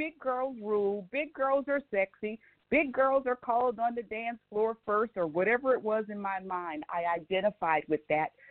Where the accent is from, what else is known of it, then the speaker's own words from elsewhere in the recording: New Orleans, Louisiana, United States; moved away; Originally, I am from New Orleans